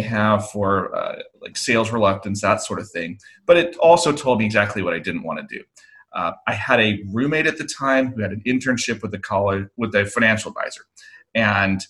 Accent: Oregon, United States; born or raised there; moved away as an adult

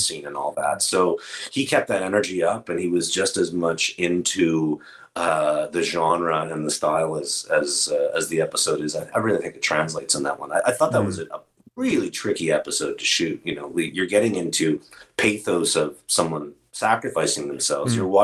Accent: Canada; being Canadian

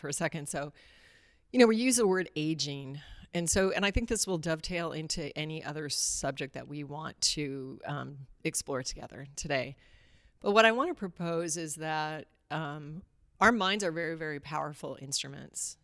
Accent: Alaska, United States; I grew up in Alaska

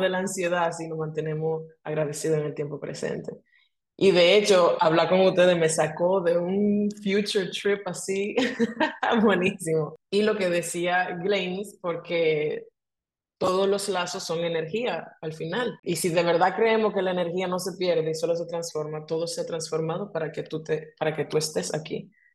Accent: Dominican Republic; moved away as an adult; Yo soy dominicana, pero me mudé de Dominicana hace 11 años ya.

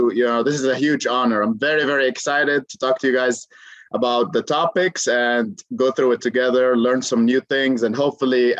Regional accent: Amman, Amman Governorate, Jordan; moved away; I am originally from Jordan, Amman, Jordan

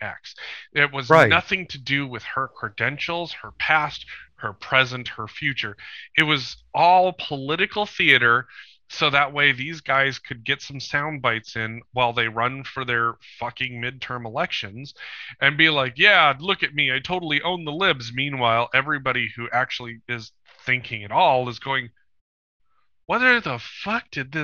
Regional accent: Bozeman, Montana, United States; my hometown airport in Bozeman, Montana

